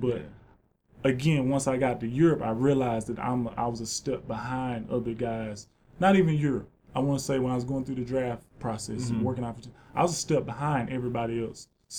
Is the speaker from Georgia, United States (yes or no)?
yes; Georgia, United States; Yeah, South Georgia, yeah.